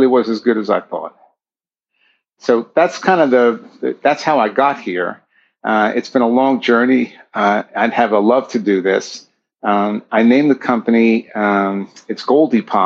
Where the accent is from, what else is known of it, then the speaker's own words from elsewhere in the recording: Long Island, New York, United States; also born or lived in northern New Jersey; now in San Diego, United States; I'm an East Coast boy, and I grew up in Long Island, moved to northern New Jersey